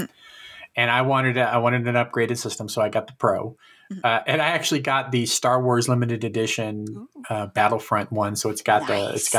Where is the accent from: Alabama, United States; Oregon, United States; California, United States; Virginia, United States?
California, United States; also born or lived in Chicago; I was born in Chicago, but raised mostly in California